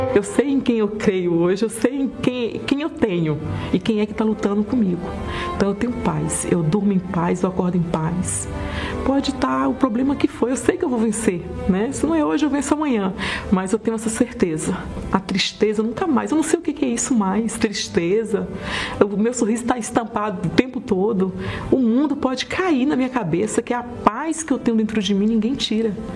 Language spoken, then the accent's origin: Portuguese; Itamaraju, Bahia, Brazil; Eu nasci numa cidade chamada Itamaraju, na Bahia